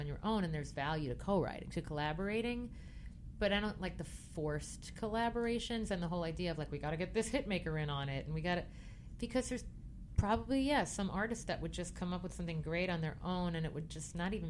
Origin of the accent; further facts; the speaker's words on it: Merrick, New York, United States; I'm from Merrick. I am white bread